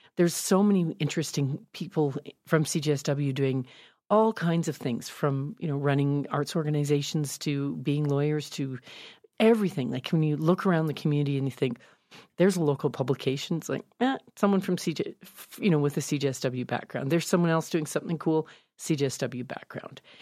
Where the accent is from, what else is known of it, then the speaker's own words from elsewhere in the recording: Calgary, Alberta, Canada; also born or lived in Victoria; I was from Calgary and I'd gone to high school here